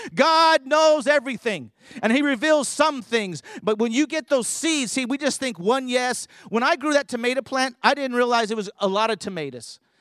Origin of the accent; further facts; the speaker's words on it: California, United States; I grew up in California